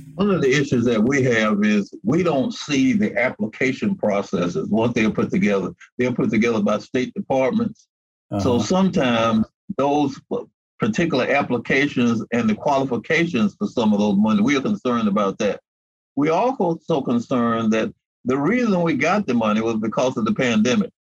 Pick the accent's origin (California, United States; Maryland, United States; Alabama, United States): Alabama, United States; Mobile; ever since I've lived in Mobile and I was born in Mobile